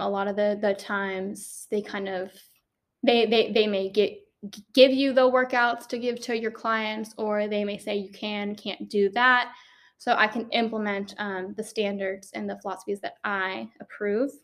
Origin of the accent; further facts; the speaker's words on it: Maryland, United States; moved away as an adult; now in Georgia, United States; I am originally from Maryland. I came down here to Georgia for college